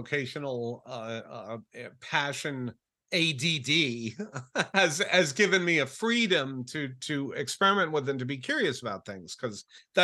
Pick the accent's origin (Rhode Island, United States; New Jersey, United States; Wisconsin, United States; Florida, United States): Rhode Island, United States; I grew up in Rhode Island